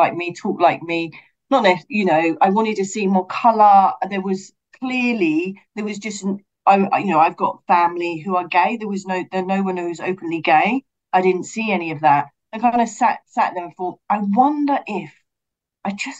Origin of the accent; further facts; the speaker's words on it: London, United Kingdom; I'm from Brixton.